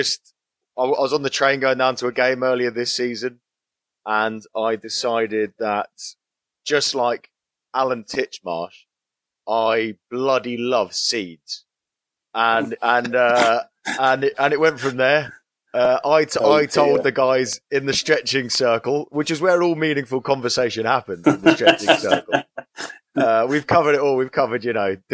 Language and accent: English; Surrey, South East England, United Kingdom; I grew up in Surrey, which I grew up in the very rich, very posh part of Surrey